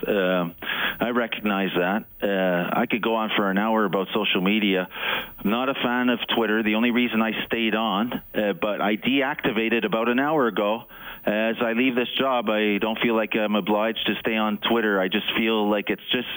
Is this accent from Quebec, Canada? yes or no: yes; Montreal, Quebec, Canada; moved away as an adult; also born or lived in Toronto; now in Edmonton, Canada; I grew up in Montreal